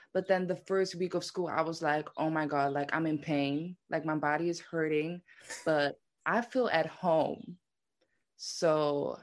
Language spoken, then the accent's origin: English; Netherlands; moved away as an adult; also born or lived in Amsterdam, Netherlands; now in New York City, United States; I was born and raised in Heuvel, which is in the Netherlands